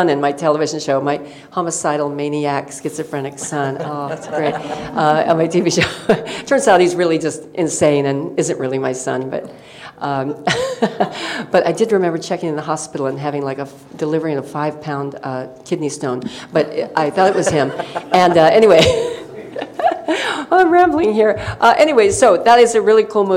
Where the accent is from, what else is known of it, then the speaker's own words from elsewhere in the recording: Colorado Springs, Colorado, United States; also born or lived in Randolph, Kansas / Manhattan, Kansas; 7 to 17, I was in Colorado